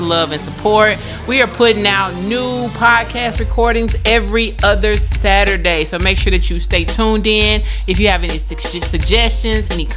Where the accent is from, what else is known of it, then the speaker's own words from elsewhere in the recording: Pine Bluff, Arkansas, United States; now in Dallas, United States; Born in Pine Bluff, Arkansas